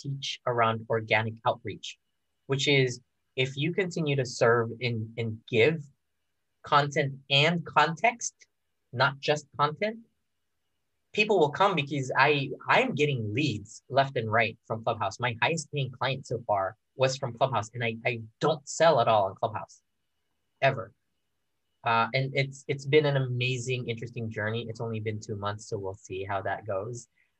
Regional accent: Philippines; And I grew up in the Philippines, right? And I've never really felt close to the Filipino community.

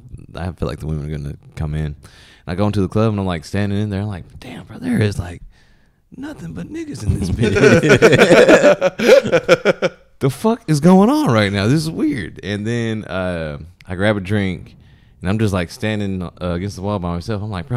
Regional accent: the South, United States; I'm from the South.

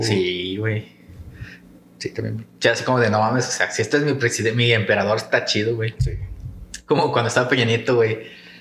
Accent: Mexico; somos altos los mexicanos

